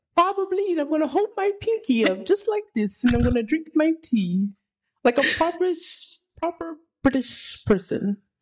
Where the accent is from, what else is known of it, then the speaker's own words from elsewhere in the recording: Texas, United States; I was raised in the country in Texas